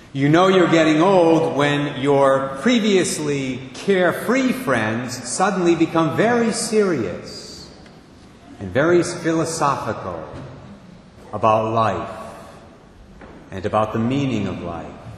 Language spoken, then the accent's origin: English; Barrington, Rhode Island, United States; also born or lived in Providence; Our moms knew one another back in 1957. They were both living in Barrington at the time